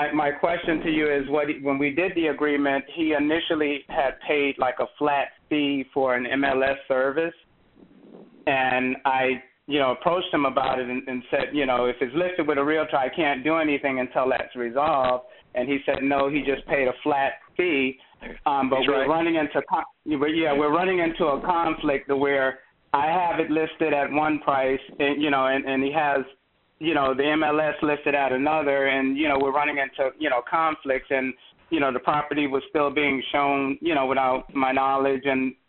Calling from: North Carolina, United States; Okay, I'm in North Carolina.

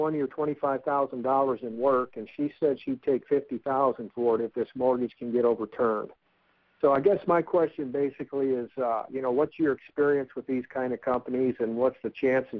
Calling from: Texas, United States; Hi, Ron. I'm in Texas.

